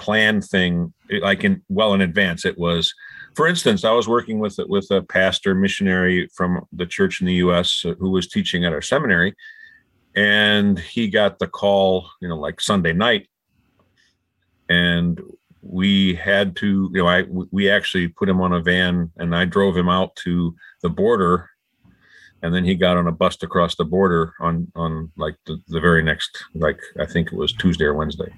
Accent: United States; moved away as an adult; also born or lived in Siberia / St. Louis; now in St. Petersburg, Russia; I'm an American

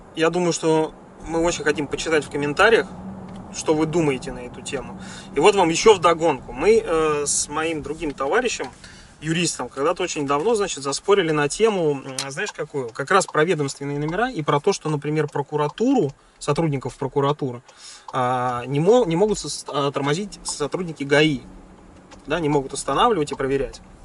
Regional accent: Volgograd, Volgograd Oblast, Russia; moved away; я из Волгограда

